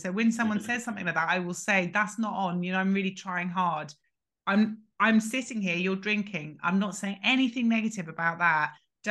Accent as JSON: {"language": "English", "region": "England", "country": "United Kingdom", "tie": "born there", "said": "So I am 21 and I was born in England."}